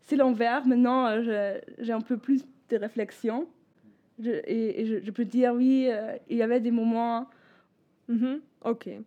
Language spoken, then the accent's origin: French; Bremen, Germany; French is a second language; moved away as an adult; also born or lived in L'Aigle, France; now in southern Germany; je suis d'origine de Bremen, donc nord d'Allemagne